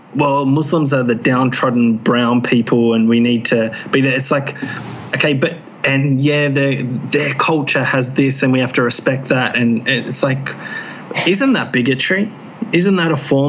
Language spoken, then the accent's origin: English; Australia; I'm saying this as an Australian